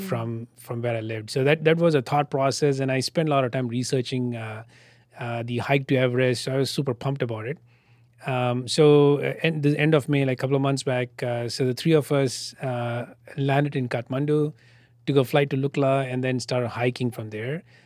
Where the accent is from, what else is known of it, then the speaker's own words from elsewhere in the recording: Bangalore, Karnataka, India; moved away as an adult; now in Austin, United States; my hometown in Bangalore